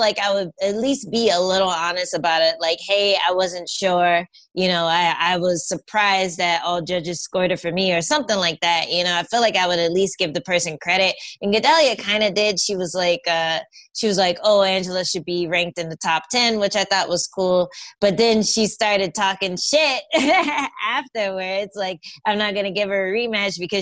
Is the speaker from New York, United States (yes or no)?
yes; New York, United States; I was from New York. I was living in New York at the time